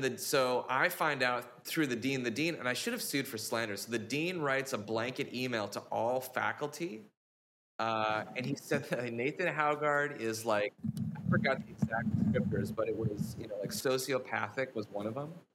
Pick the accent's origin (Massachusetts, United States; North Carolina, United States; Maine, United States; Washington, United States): Washington, United States; Vancouver; I'm from Vancouver, Washington, which is not to be confused with Vancouver, British Columbia